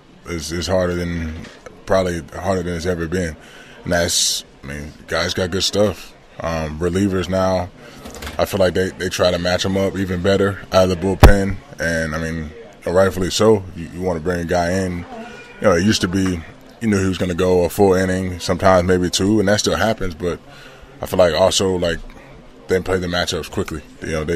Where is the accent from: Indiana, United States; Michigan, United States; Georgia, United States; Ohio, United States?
Georgia, United States; also born or lived in Ridgewood, New Jersey; growing up in Georgia